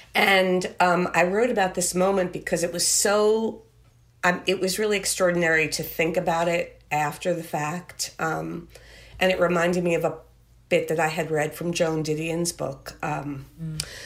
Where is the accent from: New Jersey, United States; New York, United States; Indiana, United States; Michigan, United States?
New York, United States; Merrick; I grew up in Merrick